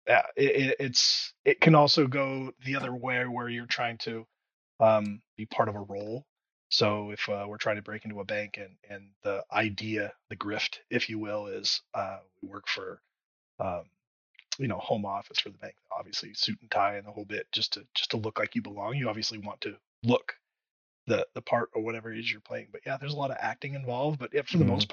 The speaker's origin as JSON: {"language": "English", "region": "Indiana", "country": "United States", "moved": "yes", "said": "I'm from Indiana originally"}